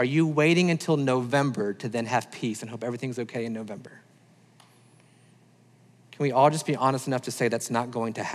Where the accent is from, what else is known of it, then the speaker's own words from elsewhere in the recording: the South, United States; I'm thankful that I'm American